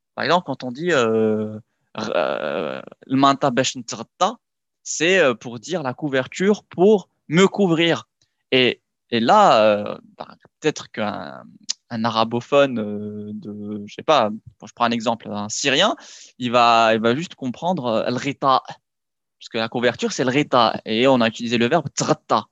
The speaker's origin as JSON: {"language": "French", "country": "Morocco", "tie": "born or raised there", "said": "je suis franco-marocain, je suis né au Maroc, j'ai grandi là-bas"}